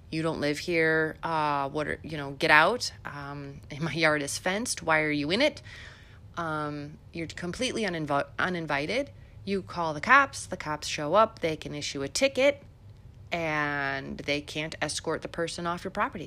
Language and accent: English; Illinois, United States; moved away; also born or lived in Melbourne, Florida; I'm originally from Illinois, so this this, uh, accent is for real